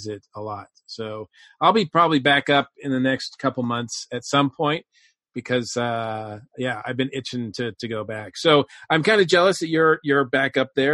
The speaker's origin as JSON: {"language": "English", "town": "Winchendon", "region": "Massachusetts", "country": "United States", "tie": "born or raised there", "also_born_or_lived": "Georgia", "moved": "yes", "lives_now": "Atlanta, United States", "said": "when I was growing up in this little town called Winchendon, Massachusetts"}